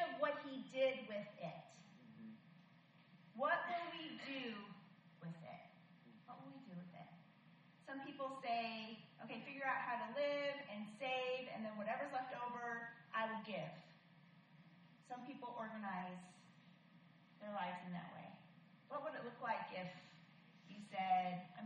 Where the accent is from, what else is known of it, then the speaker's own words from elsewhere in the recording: Michigan, United States; I was born in Michigan.